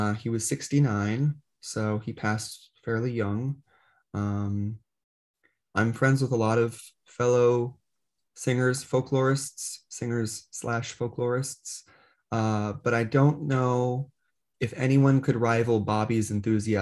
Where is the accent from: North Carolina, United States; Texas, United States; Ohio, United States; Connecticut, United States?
Connecticut, United States; this is my home state and I've pursued collecting here